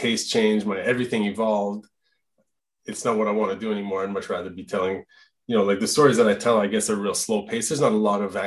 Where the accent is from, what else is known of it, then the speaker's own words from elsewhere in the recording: Alberta, Canada; first language French; English is a second language; also born or lived in Quebec; now in Gatineau, Canada; I'm from Alberta, Franco Albertan. So I grew up speaking French at HΩME with my parents